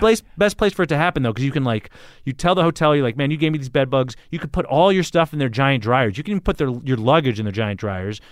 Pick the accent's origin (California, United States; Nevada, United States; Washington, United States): California, United States; Los Angeles; moved away; also born or lived in San Francisco Bay Area / New York; I grew up in L A, so I'm used to being in big cities